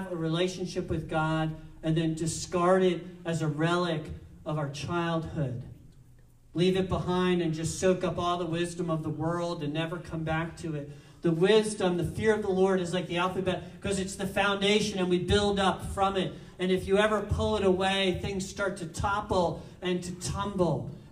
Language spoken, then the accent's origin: English; New Jersey, United States; I'm from New Jersey